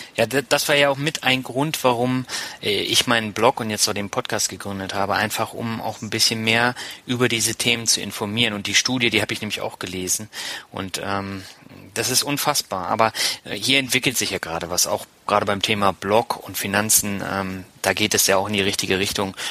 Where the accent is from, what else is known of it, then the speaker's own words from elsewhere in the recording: Lübeck, Schleswig-Holstein, Germany; als äh, Lübecker